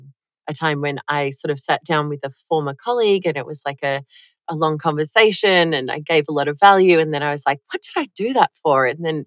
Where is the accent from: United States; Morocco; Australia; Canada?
Australia; I'm Australian